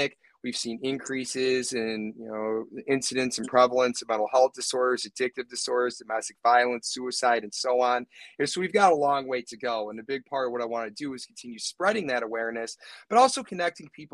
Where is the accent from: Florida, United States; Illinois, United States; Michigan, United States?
Illinois, United States; Bolingbrook; also born or lived in Yorkville, Illinois / Champaign-Urbana, Illinois; I was born and raised out here. So I've been Bolingbrook resident since 1983